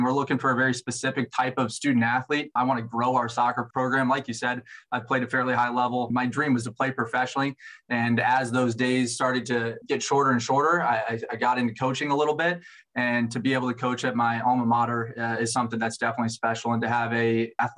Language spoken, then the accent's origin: English; Omaha, Nebraska, United States; I grew up in Omaha, Nebraska, so I'm a Midwest kid at heart